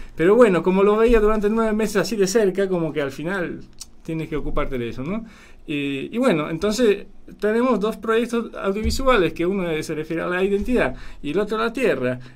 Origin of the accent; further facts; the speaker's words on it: Poland; also born or lived in Paraguay; now in Argentina; yo soy de Polonia, tengo nombre polaco